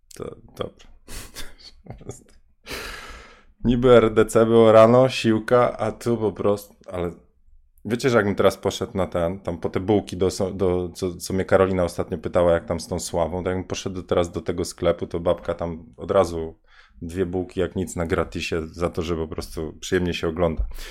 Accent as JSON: {"language": "Polish", "town": "Bydgoszcz", "region": "Kuyavian-Pomeranian Voivodeship", "country": "Poland", "said": "ja jestem z Bydgoszczy"}